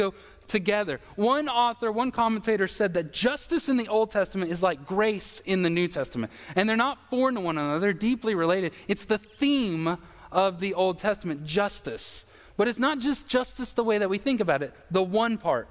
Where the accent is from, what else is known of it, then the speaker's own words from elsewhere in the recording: United States; I'm an American